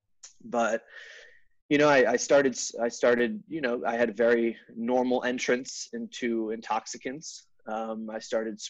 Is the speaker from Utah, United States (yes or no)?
no; Connecticut, United States; moved away; I'm originally from Connecticut, like I said. You know, I grew up out there